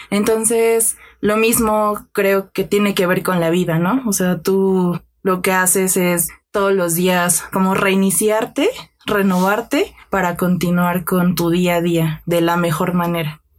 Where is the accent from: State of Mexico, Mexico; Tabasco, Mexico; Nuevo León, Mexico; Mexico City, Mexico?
Mexico City, Mexico; soy aquí de la Ciudad de México